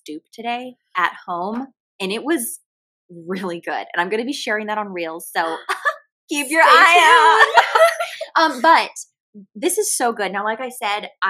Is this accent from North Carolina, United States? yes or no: no; Savannah, Georgia, United States; I grew up around Savannah